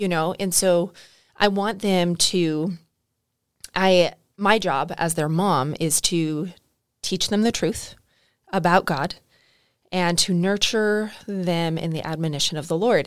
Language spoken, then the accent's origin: English; California, United States; now in Arkansas, United States; I grew up in California